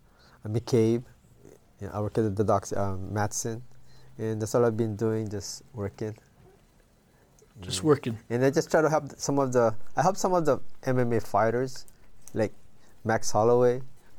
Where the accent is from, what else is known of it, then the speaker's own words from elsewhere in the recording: Philippines; also born or lived in Waipahu / Nanakuli; now in Hawaii, United States; No, because what happened is when we moved from the Philippines, we lived in Waipahu, and what happened is I transferred to Nanakuli, because we moved to Nanakuli, you know